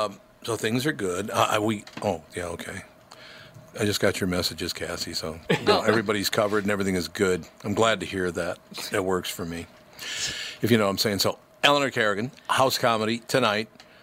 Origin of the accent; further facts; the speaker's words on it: Minnesota, United States; I was born in Minnesota, raised in Minnesota, and I have never owned a winter coat.